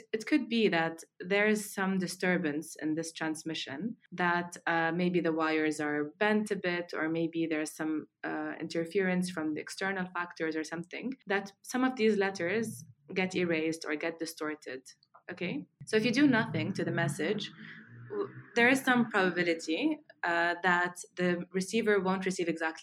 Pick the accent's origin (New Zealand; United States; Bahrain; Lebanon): Lebanon; moved away; also born or lived in Australia; I'm Lebanese. I grew up in Lebanon, although I was born in Australia.